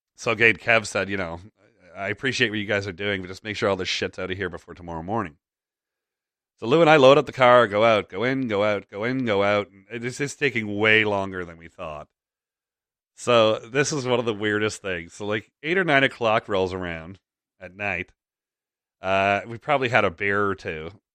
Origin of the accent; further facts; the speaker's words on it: Toronto, Ontario, Canada; Toronto, my hometown